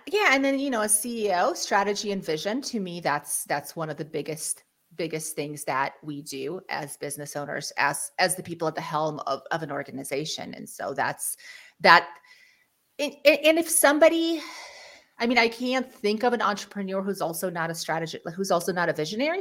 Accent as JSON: {"language": "English", "country": "Ukraine", "moved": "yes", "lives_now": "United States", "said": "we're actually refugees from Ukraine. We moved to the United States mm. in 1991"}